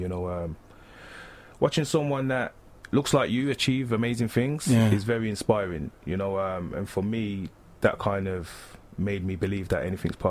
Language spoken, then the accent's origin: English; Birmingham, West Midlands, United Kingdom; I'm from Birmingham originally. I'm a very homely person.